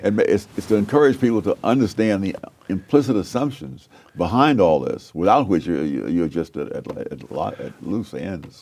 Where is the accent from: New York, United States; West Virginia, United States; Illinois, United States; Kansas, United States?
New York, United States; born or raised there